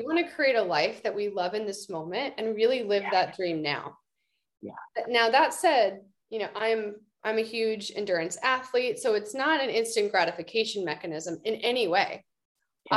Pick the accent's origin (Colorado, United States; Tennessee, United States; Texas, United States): Texas, United States; Austin; moved away as an adult; also born or lived in San Francisco Bay Area; austin texas my hometown